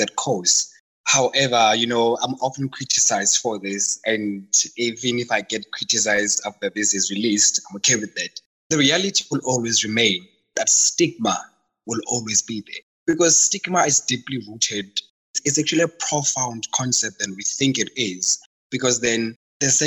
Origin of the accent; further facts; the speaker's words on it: South Africa; I'm from Kasi, so the whole diet thing never worked, because from Kasi, we eat the same thing. If it's pap and cabbage, all of us take it